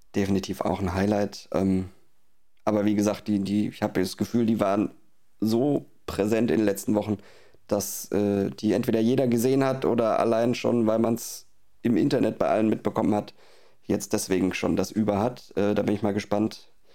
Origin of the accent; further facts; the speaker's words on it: Baden-Württemberg, Germany; hier unten im Süden, in Baden-Württemberg, wo ich herkomme